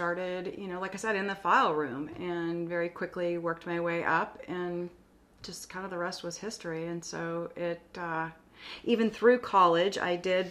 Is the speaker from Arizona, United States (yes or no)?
yes; Scottsdale, Arizona, United States; moved away as an adult; also born or lived in Austin, Texas; now in Corpus Christi, United States; I grew up in Scottsdale, Arizona, and I went to a Catholic school